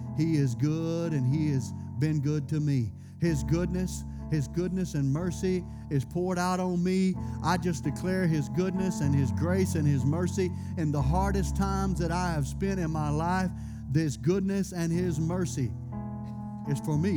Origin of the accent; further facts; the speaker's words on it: United States; I was born in America